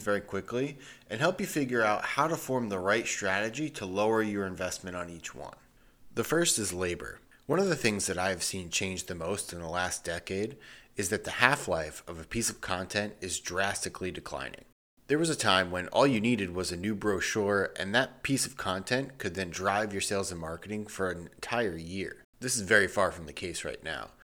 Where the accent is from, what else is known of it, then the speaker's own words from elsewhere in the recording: Northeast, United States; I'm from the Northeast.